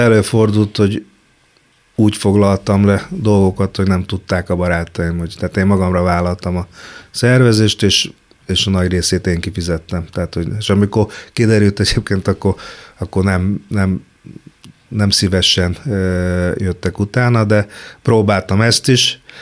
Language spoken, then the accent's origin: Hungarian; Kecskemét, Bács-Kiskun, Hungary; moved away as an adult; now in Budapest, Hungary; én Kecskeméti voltam, lesz hittem, hogy Kecskemétről soha nem jövök